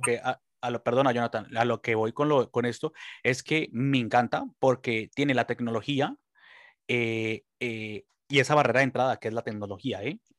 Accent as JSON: {"language": "Spanish", "country": "Colombia", "moved": "yes", "lives_now": "Spain", "said": "yo soy colombiano"}